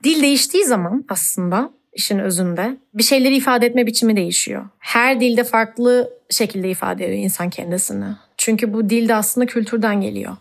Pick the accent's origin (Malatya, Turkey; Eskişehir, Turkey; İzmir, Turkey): İzmir, Turkey; moved away as an adult; also born or lived in Istanbul / Artvin; now in Berlin, Germany; İzmir doğup büyüdüğüm hayatımın aslında 17 yılını verdiğim bir yer olduğu için lokal olduğum bir yer